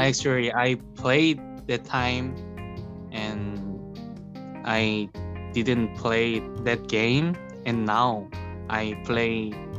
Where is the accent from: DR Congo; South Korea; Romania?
South Korea; I'm from South Korea.